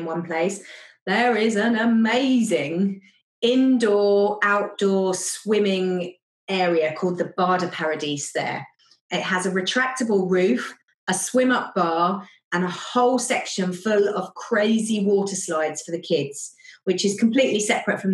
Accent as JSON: {"language": "English", "country": "United Kingdom", "moved": "yes", "lives_now": "Germany", "said": "Being British"}